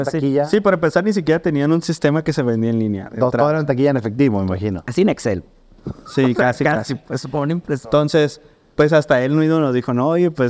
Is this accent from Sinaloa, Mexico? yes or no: yes; Mazatlán, Sinaloa, Mexico; yo crecí pues en Mazatlán